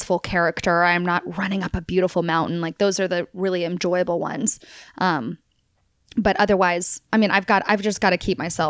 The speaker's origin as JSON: {"language": "English", "town": "Tulsa", "region": "Oklahoma", "country": "United States", "tie": "born or raised there", "said": "I grew up in Oklahoma. My family's from Texas. So I'm kind of like this weird, like, everyone's in Texas. And so I kind of, and my family's now home is in Texas, but I technically grew up in Tulsa."}